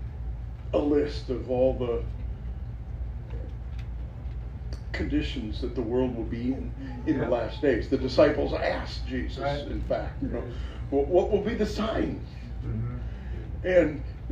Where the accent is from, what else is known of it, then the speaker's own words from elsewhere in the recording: Minneapolis–Saint Paul, Minnesota, United States; moved away; I grew up in the Twin Cities